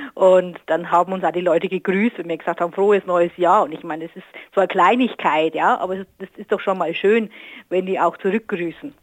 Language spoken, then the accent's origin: German; Northern Bavaria, Germany; now in Ruhr area, Germany; aus meiner alten Heimat, aus Nordbayern